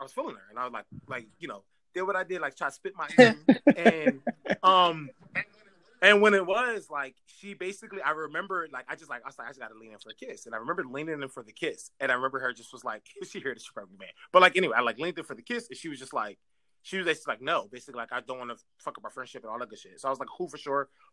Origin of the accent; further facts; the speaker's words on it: Philadelphia, Pennsylvania, United States; I'm from West Philly